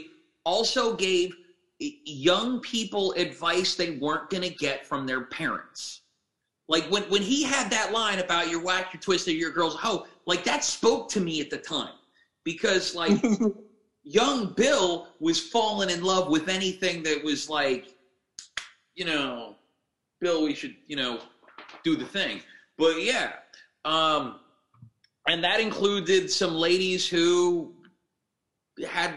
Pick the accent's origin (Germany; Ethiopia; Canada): Germany; I grew up in Germany